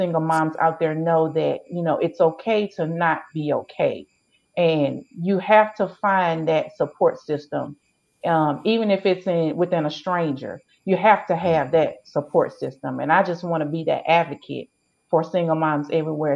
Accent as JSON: {"language": "English", "town": "Hammond", "region": "Louisiana", "country": "United States", "tie": "born or raised there", "said": "I was born and raised in Hammond, Louisiana"}